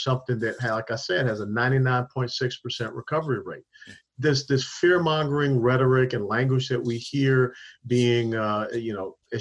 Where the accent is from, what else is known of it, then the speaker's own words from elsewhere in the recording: Atlanta, Georgia, United States; I was down in Atlanta, my hometown